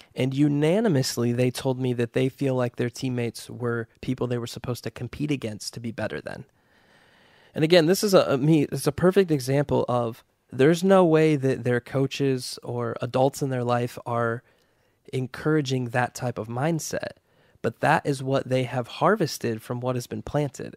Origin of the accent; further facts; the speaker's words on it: United States; we, as American Christians